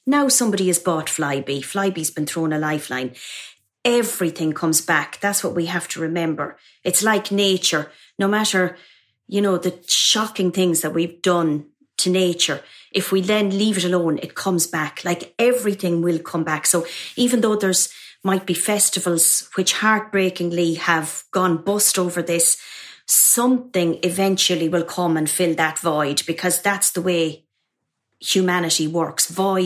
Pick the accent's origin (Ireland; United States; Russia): Ireland; Mullingar, Westmeath; moved away as an adult; now in London, United Kingdom; in a convent in my hometown of Mullingar in Ireland.